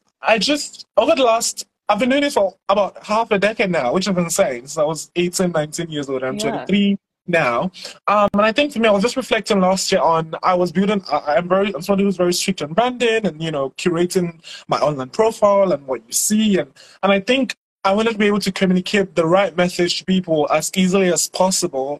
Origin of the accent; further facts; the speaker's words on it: Nigeria; I am a Nigerian climate storyteller